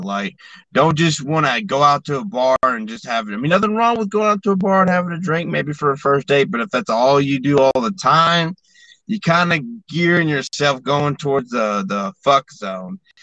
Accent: Alabama, United States; I grew up, most of my growing up was in Alabama

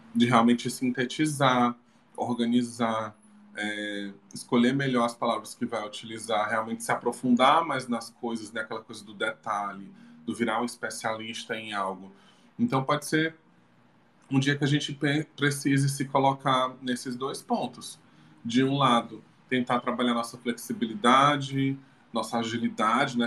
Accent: Maracanaú, Ceará, Brazil; now in Fortaleza, Brazil; fez parte da minha infância. Que eu sempre vinha né, de Maracanã para Fortaleza de ônibus com meus avós

